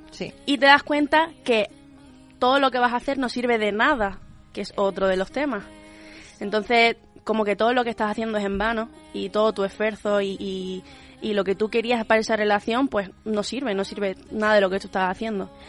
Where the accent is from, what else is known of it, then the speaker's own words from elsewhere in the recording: Alhaurín de la Torre, Andalusia, Spain; A Alaurín de la Torre.